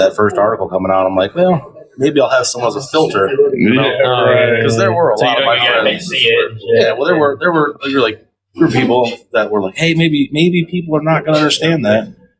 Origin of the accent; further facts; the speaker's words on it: South Bend, Indiana, United States; grew up in the south side of South Bend, right there, Curran 31.